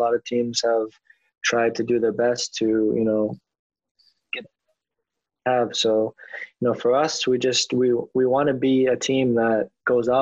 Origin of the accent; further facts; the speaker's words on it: Toronto, Ontario, Canada; I'm from Toronto